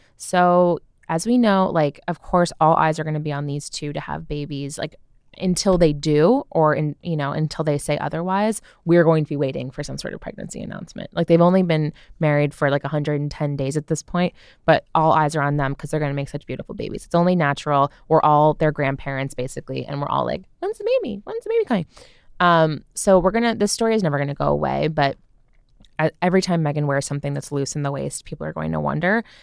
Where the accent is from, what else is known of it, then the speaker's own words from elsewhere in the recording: United States; I'm American